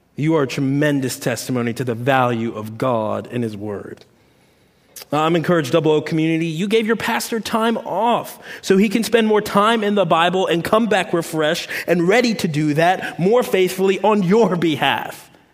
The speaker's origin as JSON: {"language": "English", "town": "Washington", "region": "District of Columbia", "country": "United States", "moved": "as an adult", "lives_now": "the South, United States", "said": "I'm from Washington, D.C., uh, moving to the South"}